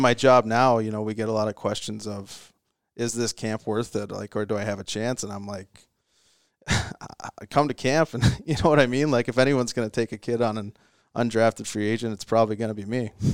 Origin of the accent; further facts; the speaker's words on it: Virden, Manitoba, Canada; I grew up in Verdun, Manitoba